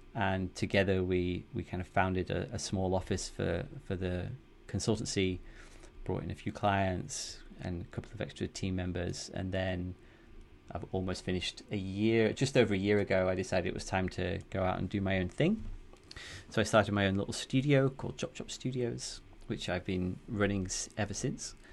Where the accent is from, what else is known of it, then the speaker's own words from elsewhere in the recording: the north of England, United Kingdom; accent: northern; moved away as an adult; now in Amsterdam, Netherlands; I'm from the U K originally, as you can probably tell from my northern accent.